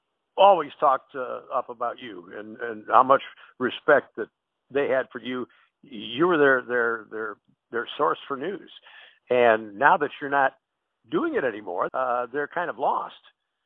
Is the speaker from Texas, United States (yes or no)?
no; Dearborn, Michigan, United States; moved away as an adult; also born or lived in South Florida; now in Toledo, United States; I was from Detroit, Dearborn